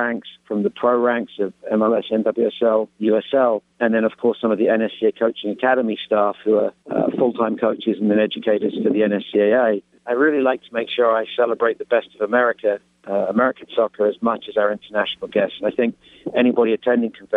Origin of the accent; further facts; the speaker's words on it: England, United Kingdom; accent: English; moved away as an adult; now in United States; It's very England in as much as it's my English accent. I've lived in this country and coached for 30 years